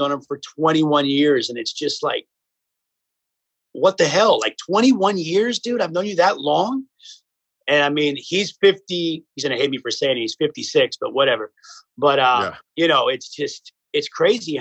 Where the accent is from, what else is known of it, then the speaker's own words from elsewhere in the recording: Boynton Beach, Florida, United States; moved away as an adult; also born or lived in Las Vegas, Nevada; now in California, United States; I grew up in Boynton.